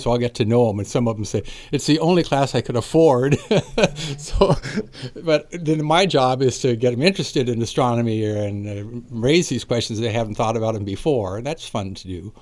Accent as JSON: {"language": "English", "town": "Napa", "region": "California", "country": "United States", "tie": "born or raised there", "said": "I was born and raised in Napa, went through Napa schools"}